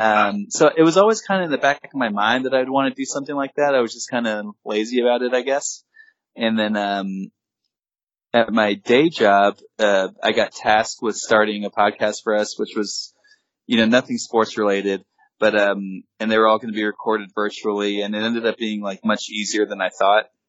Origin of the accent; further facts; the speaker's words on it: Dallas, Texas, United States; I grew up in the Dallas area